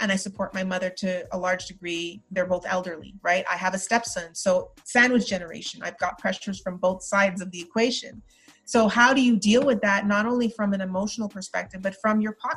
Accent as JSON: {"language": "English", "town": "Montreal", "region": "Quebec", "country": "Canada", "tie": "born or raised there", "also_born_or_lived": "Trinidad", "moved": "as an adult", "lives_now": "United States", "said": "I was raised in Montreal"}